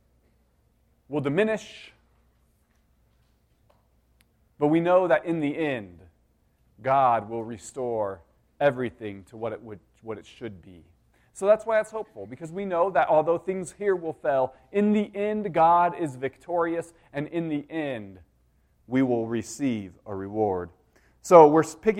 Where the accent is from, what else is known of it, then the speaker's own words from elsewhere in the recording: Denver, Colorado, United States; growing up in Denver, I loved it